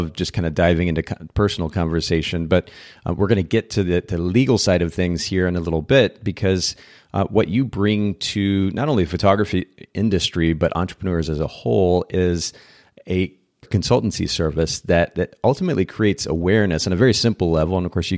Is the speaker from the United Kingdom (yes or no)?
no; Japan; In fact, I grew up in Japan. I spent about 10 years of my life there.